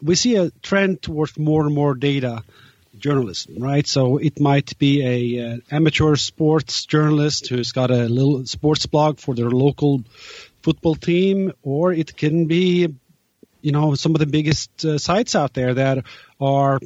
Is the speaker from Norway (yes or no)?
yes; Norway; now in New York, United States; I'm from Norway, but I'm currently located in New York.